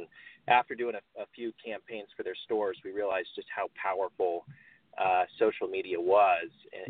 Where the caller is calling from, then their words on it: Carlsbad, California, United States; I'm calling from Carlsbad, California, just a beach town that's a little bit north of San Diego.